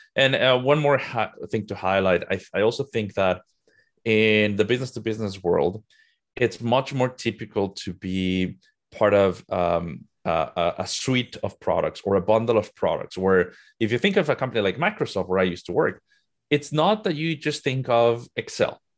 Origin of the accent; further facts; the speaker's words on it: Mexico City, Mexico; moved away as an adult; now in United States; I'm originally from Mexico. Mexico City is home for me, but I moved to the U S in twenty fifteen.